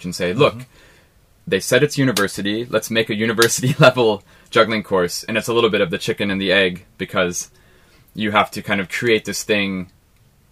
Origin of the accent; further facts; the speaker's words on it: Ohio, United States; moved away; I came from Ohio in America